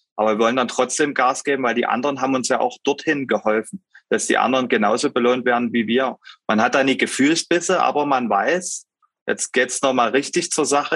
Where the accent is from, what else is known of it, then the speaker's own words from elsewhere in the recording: Pirna, Saxony, Germany; bei uns zu Hause in Pirna